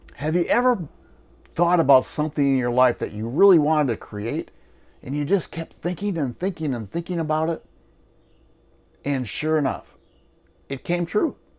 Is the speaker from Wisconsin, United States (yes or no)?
yes; Wisconsin, United States; moved away; I'm originally from Wisconsin